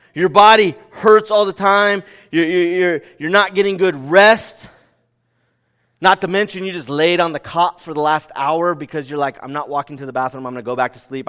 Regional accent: California, United States; "Where are you from?" And we said, "California."

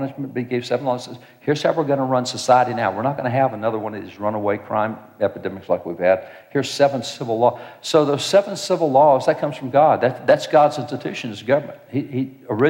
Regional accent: Texas, United States; I'm a cowboy from Texas. I live out on a ranch

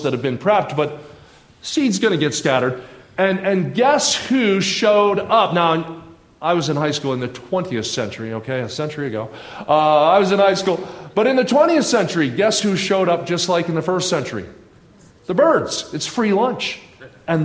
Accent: southern New Jersey, United States; moved away; I grew up in southern New Jersey, about 20 minutes outside of Philadelphia.

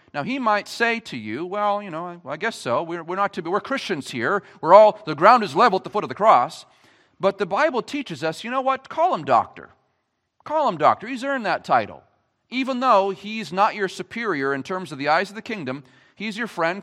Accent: Gilmanton, New Hampshire, United States; I grew up in Gilmanton. I was born and raised here.

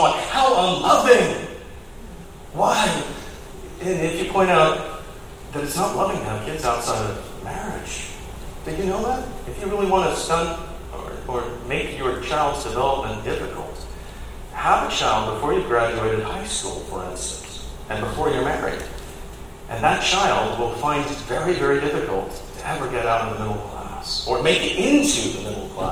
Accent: United Kingdom; now in Fayetteville, United States; as a Brit

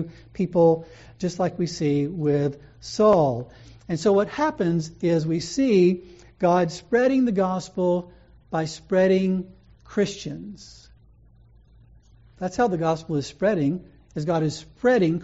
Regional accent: Louisiana, United States; moved away; where I grew up in Louisiana.

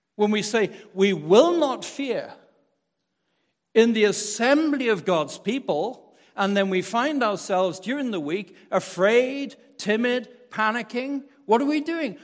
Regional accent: Wales, United Kingdom; moved away as an adult; now in United States; growing up in Wales

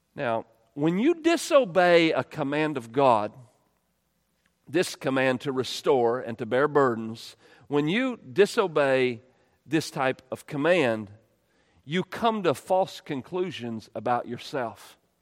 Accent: United States; we're American

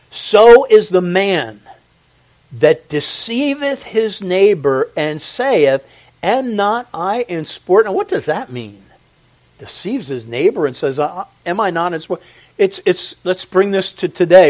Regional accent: Philadelphia, Pennsylvania, United States; we grew up around Philly and everything's so fast paced. I hate it but I'm one of the products of it

